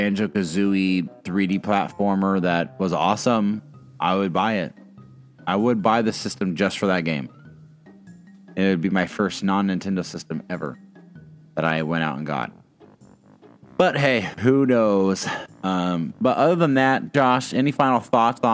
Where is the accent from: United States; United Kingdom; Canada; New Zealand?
United States; Indiana; I grew up on a farm. I grew up in Indiana.